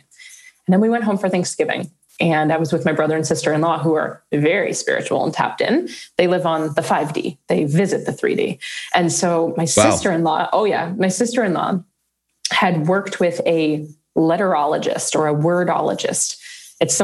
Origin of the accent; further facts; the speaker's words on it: New Jersey, United States; moved away as an adult; also born or lived in New York / Manhattan; now in Arizona, United States; I'm from Jersey